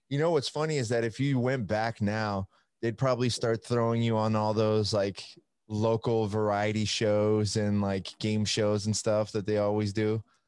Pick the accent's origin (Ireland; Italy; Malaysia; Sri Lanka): Italy; now in United States; I'm from Italy